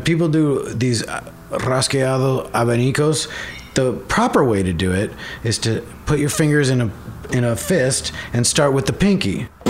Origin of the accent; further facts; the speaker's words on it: Bellevue, Washington, United States; I grew up in Seattle, or it's kind of a, uh, six miles away. It's a place called Bellevue